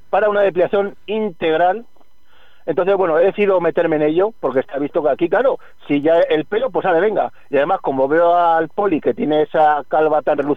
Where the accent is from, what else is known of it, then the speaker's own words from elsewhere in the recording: Community of Madrid, Spain; porque yo soy independentista madrileño.